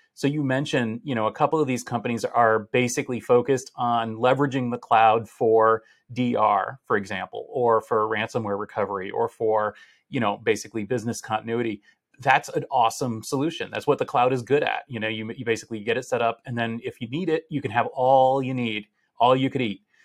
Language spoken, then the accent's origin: English; Boston, Massachusetts, United States; we're returning to Boston for the first time since the pandemic, uh, my hometown